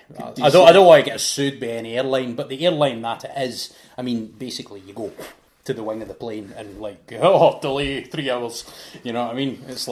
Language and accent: English; Scotland, United Kingdom; I'm Scottish